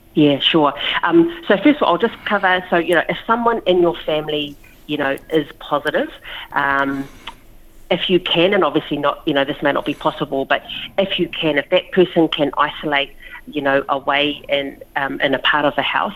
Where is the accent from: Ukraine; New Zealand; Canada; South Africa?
New Zealand; Lower Hutt, Wellington; moved away as an adult; now in Australia; I was born in Wellington, yeah, Lower Hutt, Wellington, uh, New Zealand, but my parents um, are born in uh, Samoa